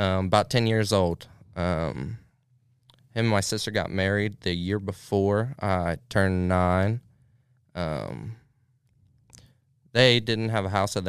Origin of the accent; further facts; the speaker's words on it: United States; we grew up in Highland County.